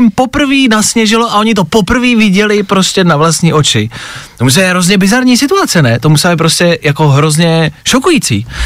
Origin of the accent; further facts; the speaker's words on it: Plzeň, Plzeň Region, Czechia; To jsem nevěděla ani já a to jsem z Plzně.